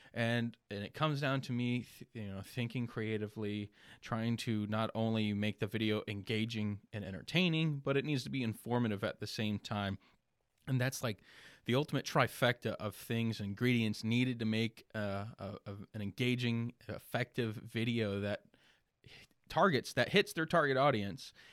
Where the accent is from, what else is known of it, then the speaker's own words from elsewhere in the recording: Ocala, Florida, United States; also born or lived in Leesburg, Florida / Belleview, Florida; I was born in Leesburg, raised Ocala, Bellevue my entire life.